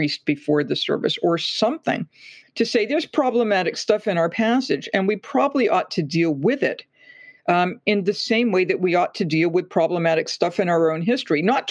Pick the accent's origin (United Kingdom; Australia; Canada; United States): United States; Massachusetts; I'm from Massachusetts.